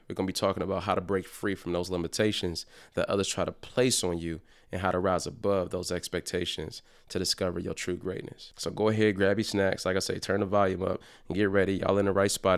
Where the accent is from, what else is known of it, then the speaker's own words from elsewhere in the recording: Detroit, Michigan, United States; growing up in Detroit